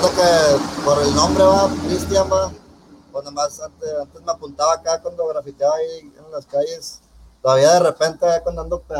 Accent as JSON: {"language": "Spanish", "town": "Monterrey", "region": "Nuevo León", "country": "Mexico", "said": "Yo soy de aquí de Monterrey"}